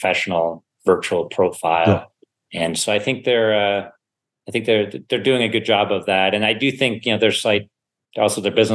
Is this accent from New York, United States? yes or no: no; Sewickley, Pennsylvania, United States; also born or lived in Germany; I was growing up in Pittsburgh, or a suburb of Pittsburgh called Swickley.